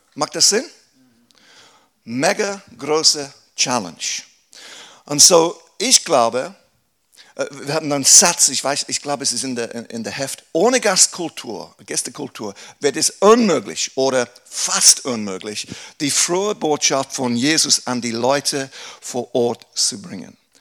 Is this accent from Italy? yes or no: no; England, United Kingdom; German is a second language; moved away as an adult; now in Aarau, Switzerland; Ein Engländer, der Deutsch spricht